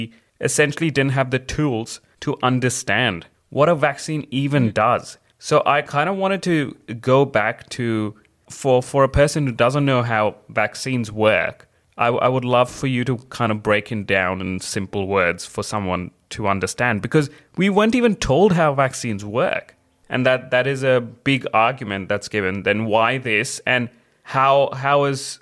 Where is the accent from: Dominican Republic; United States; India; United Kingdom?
India; now in Australia; I was born and brought up in India